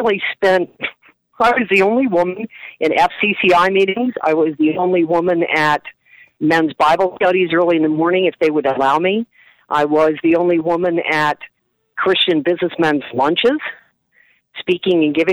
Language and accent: English; Wilmington, Delaware, United States; accent: Philly; moved away; Wilmington, Delaware, originally.